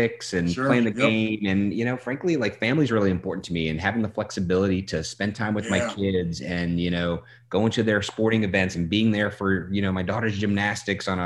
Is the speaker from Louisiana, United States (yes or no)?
yes; New Orleans, Louisiana, United States; moved away; I'm from New Orleans originally